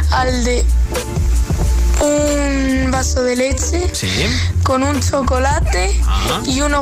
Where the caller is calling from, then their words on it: Alcorcón, Community of Madrid, Spain; Hola GTFM … de Alcorcón.